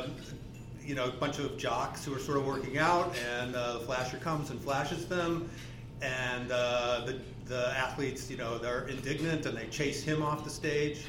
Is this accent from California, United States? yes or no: no; Omaha, Nebraska, United States; I grew up on Fontenelle Boulevard. I grew up like a couple blocks from Holy Name Church